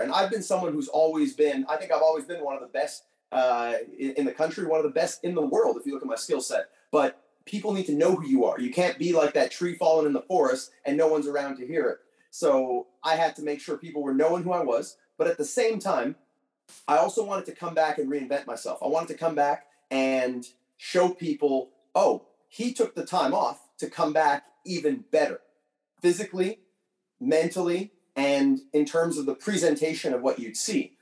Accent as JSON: {"language": "English", "country": "Canada", "said": "being from Canada"}